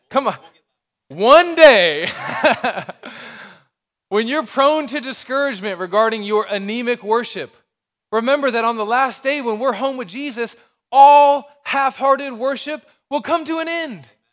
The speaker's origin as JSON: {"language": "English", "region": "Alabama", "country": "United States", "moved": "yes", "said": "I'm from Alabama"}